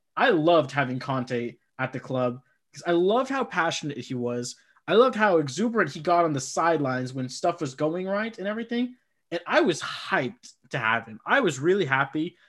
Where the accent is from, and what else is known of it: Midwest, United States; born or raised there